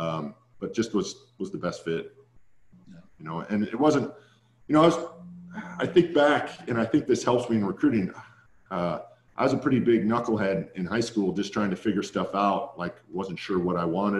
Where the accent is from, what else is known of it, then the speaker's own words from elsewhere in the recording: Santa Barbara, California, United States; It was my hometown